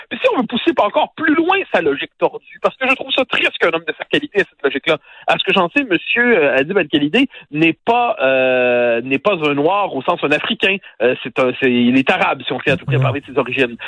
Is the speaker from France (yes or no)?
no; Quebec, Canada; on est des Québécois